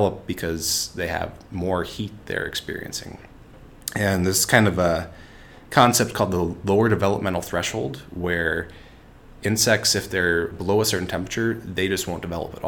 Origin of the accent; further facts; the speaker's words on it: Minnesota, United States; I grew up here in Minnesota, and I grew up on a beef farm